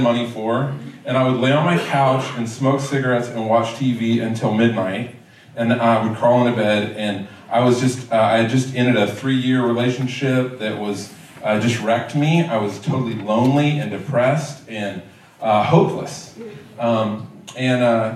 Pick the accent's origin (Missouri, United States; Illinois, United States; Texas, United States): Texas, United States; Richardson; I grew up in Richardson